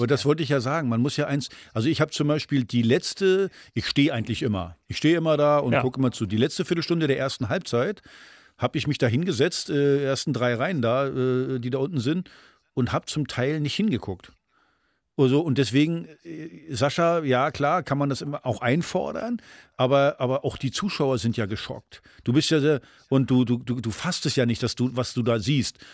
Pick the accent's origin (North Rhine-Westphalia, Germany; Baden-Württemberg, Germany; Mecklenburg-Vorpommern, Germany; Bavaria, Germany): Mecklenburg-Vorpommern, Germany; Rostock; moved away; also born or lived in Frankfurt; meine alte Heimat in Rostock